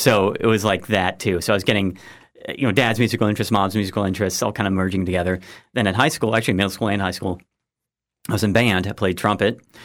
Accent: Granville, Ohio, United States; moved away as an adult; also born or lived in Georgia / West Virginia / Maryland / Missouri; went to, um, uh, Granville, Granville High School

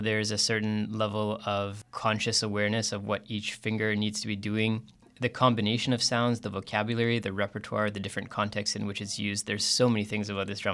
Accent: Calgary, Alberta, Canada; I grew up in Calgary

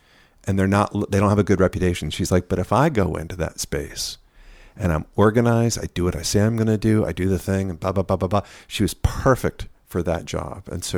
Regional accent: Claremont, California, United States; Outside of LA, a town called Claremont.

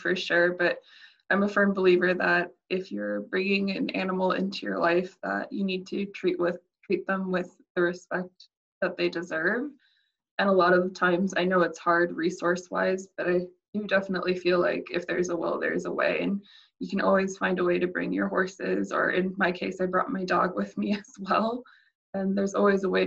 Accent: United States; the state that I'm from within the US

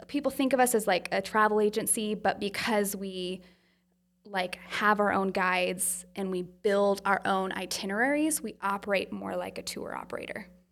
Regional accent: Utah, United States; I'm from Utah

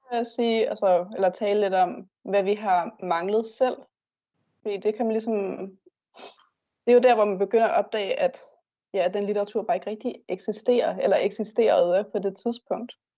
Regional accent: Bornholm, Capital Region of Denmark, Denmark; moved away as an adult; jeg er Bornholmer, men så er jeg flyttet herover for at uddanne mig

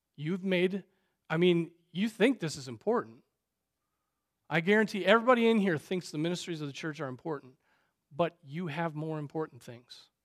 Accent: United States; we as American Christians

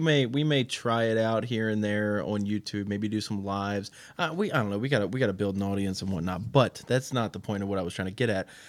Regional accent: Baltimore County, Maryland, United States; moved away as an adult; also born or lived in Pennsylvania; now in West Virginia, United States; I am a Baltimore County, Maryland, born and raised up in the middle of the nowhere

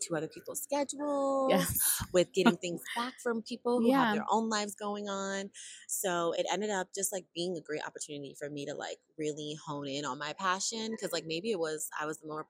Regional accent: New York City, New York, United States; I'm originally born and raised in Harlem, New York.

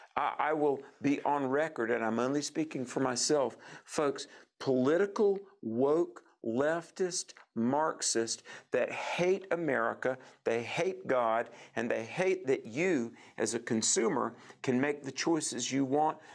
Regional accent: North Carolina, United States; my home state of North Carolina, Thomasville

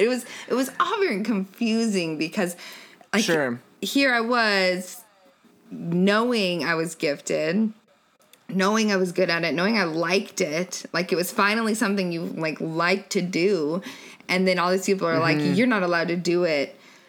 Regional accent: Denver, Colorado, United States; moved away as an adult; also born or lived in Arizona; now in Austin, United States; I was born in Colorado. Okay. Half of my adolescence was in Arizona. The other half was in Colorado, in Denver.

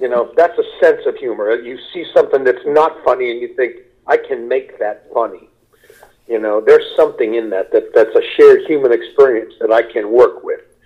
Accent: United States; moved away as an adult; also born or lived in Los Angeles, United States / Kentucky / Ohio; now in Middletown, United States; I grew up in Kentucky and in Ohio we moved back here.

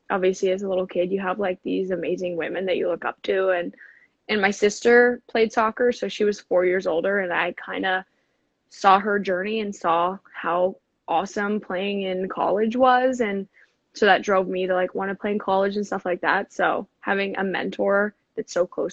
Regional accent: Seattle, Washington, United States; I grew up in Seattle, Washington

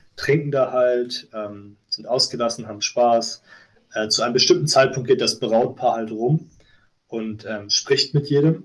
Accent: Germany; an meiner Heimatstadt in Deutschland

